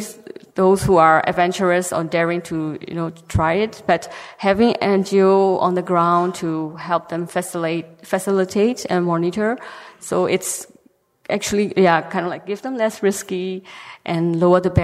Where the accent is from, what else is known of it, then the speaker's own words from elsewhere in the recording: Myanmar; from Myanmar